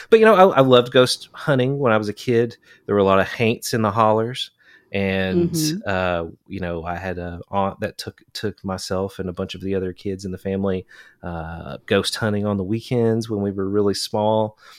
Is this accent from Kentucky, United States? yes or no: yes; Kentucky, United States; That's I grew up in Eastern Kentucky and I was just talking about this recently too.